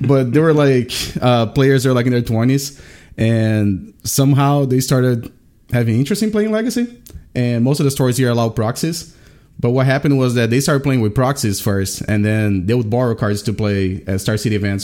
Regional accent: Brazil; now in Richmond, United States; I'm from Brazil, but I've been living in Richmond, Virginia for the past twenty years.

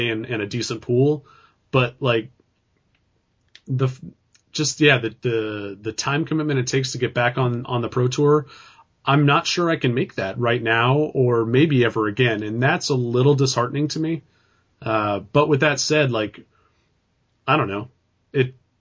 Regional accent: California, United States

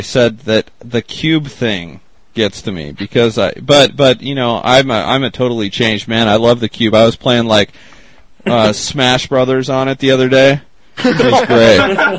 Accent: Spokane, Washington, United States; I'm from Spokane, Washington.

